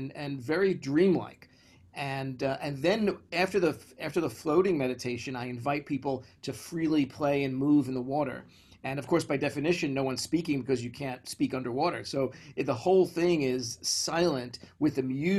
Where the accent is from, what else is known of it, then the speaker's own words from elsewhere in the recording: New York City, New York, United States; I grew up in Brooklyn, in the far side of Brooklyn